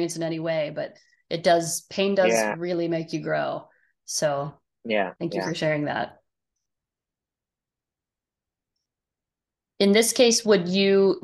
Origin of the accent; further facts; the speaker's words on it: Ohio, United States; Growing up in Ohio